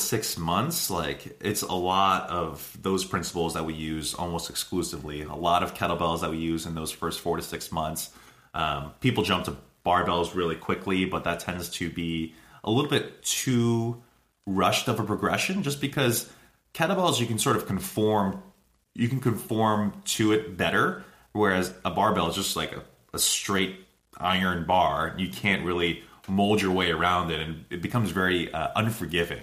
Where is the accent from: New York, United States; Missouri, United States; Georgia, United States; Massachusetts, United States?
Massachusetts, United States; Boston; we're from Boston